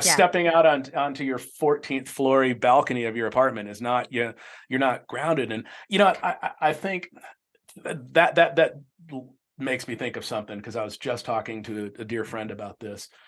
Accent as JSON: {"language": "English", "town": "Tempe", "region": "Arizona", "country": "United States", "tie": "born or raised there", "said": "I grew up in Tempe"}